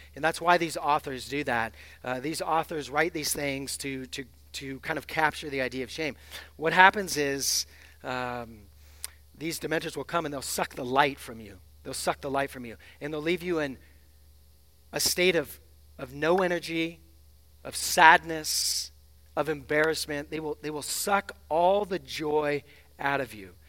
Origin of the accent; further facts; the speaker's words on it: Seattle, Washington, United States; I'm from the West Coast. I'm from Seattle